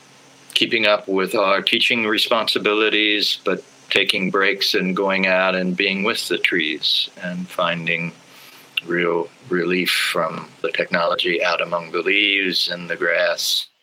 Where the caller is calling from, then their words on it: Detroit, Michigan, United States; also born or lived in Cincinnati; I'm coming from Detroit, Anishinaabe territory, also Wendat, Huron, Sauk, Fox, Miami.